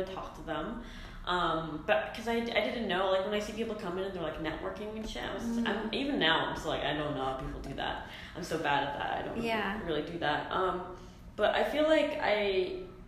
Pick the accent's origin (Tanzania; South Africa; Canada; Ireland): Canada; now in Los Angeles, United States; I was born and raised in Canada